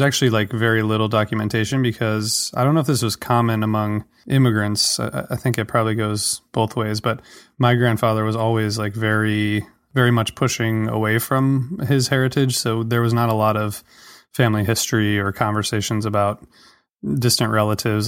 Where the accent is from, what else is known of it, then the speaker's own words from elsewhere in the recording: Toledo, Ohio, United States; moved away; also born or lived in Washington, D.C.; I grew up in Ohio, um, Toledo, which is near, you know, the border with Michigan